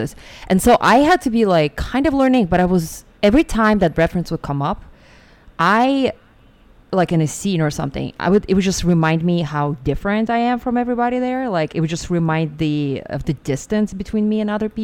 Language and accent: English; Siberia, Russia; English is a second language; moved away as an adult; also born or lived in New York; now in United States; I grew up in Siberia and I came to America when I was 19.